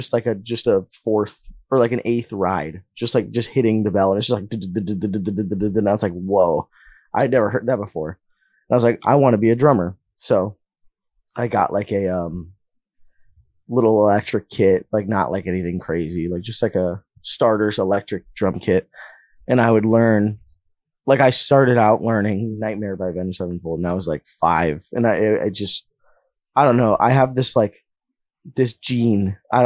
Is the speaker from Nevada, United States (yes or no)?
yes; Las Vegas, Nevada, United States; I was born and raised in like downtown, like by like the east side, like the State Streets